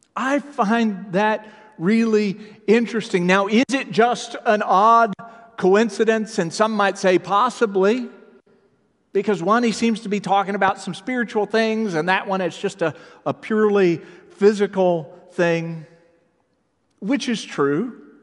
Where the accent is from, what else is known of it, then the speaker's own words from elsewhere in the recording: Texas, United States; moved away; I grew up in Texas